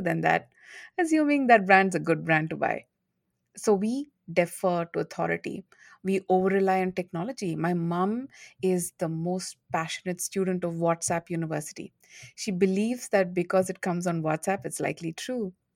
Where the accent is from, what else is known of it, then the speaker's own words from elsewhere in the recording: India; moved away as an adult; also born or lived in United States; now in Singapore; I'm from India